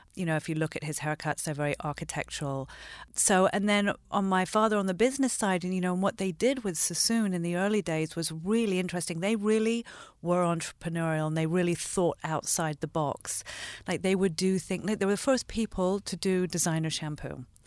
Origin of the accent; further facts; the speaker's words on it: London, United Kingdom; also born or lived in Los Angeles, United States; I grew up half in London and half here. So I actually lived in L A between seventy-six and eighty-three.